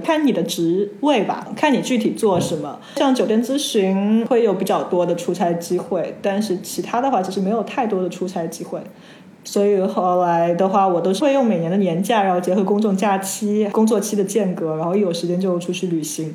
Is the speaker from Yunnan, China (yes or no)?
no; Shenzhen, Guangdong, China; also born or lived in Shanghai; now in Argentina; 我是在深圳长大的上海人